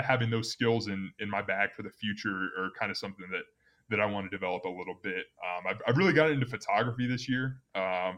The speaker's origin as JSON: {"language": "English", "town": "Omaha", "region": "Nebraska", "country": "United States", "tie": "born or raised there", "moved": "as an adult", "lives_now": "Wyoming, United States", "said": "I grew up in Nebraska"}